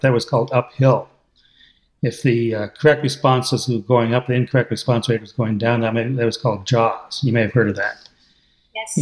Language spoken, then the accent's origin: English; United States; accent: American English; I'm using American English